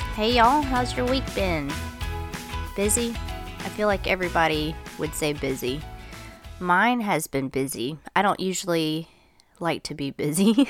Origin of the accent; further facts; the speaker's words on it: United States; I'm American